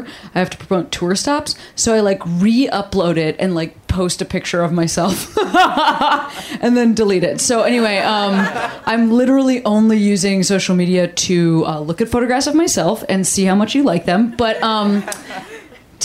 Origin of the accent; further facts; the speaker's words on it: Illinois, United States; moved away; I'm from Illinois.